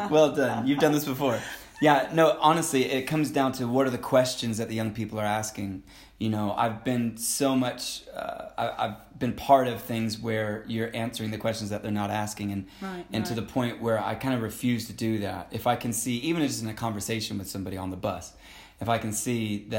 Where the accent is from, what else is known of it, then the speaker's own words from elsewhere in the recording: Jerusalem, Jerusalem District, Israel; moved away as an adult; also born or lived in Florida, United States; No, I was born in Florida. Grew up in Jerusalem, in Israel, from the age of 12 to 19. Went to Bible College in California